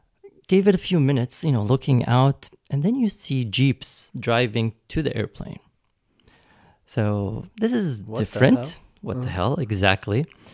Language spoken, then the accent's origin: English; United States; born there; And I was going to London and I was born in the States.